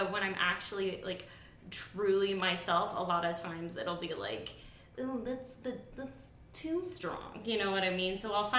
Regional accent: the South, United States; It's like, I come from the South and here's, like, my dating...

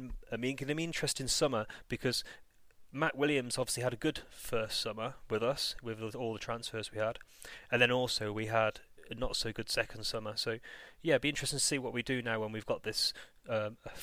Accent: near Burton, West Midlands, United Kingdom; moved away; also born or lived in Shrewsbury; after I left Shrewsbury, I grew up near Burton

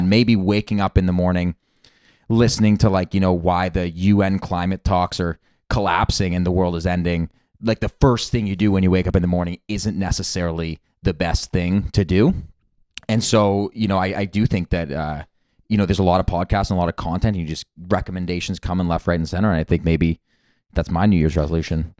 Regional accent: Toronto, Ontario, Canada; I grew up in Toronto.

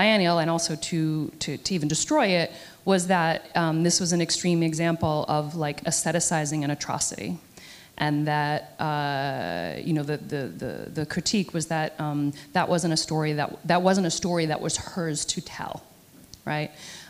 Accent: United States; I'm American

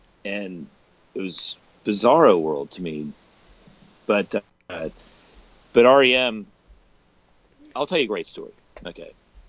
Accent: Richmond, Virginia, United States; I grew up in Richmond, Virginia

